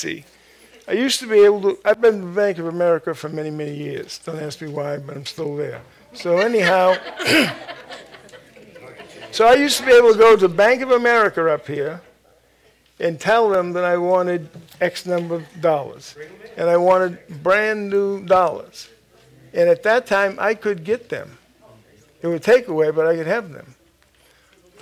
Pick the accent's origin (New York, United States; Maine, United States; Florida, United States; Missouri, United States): Maine, United States; moved away; Originally, I'm from Maine, and I was in Maine for quite a few years. I'm glad to be delivered from there.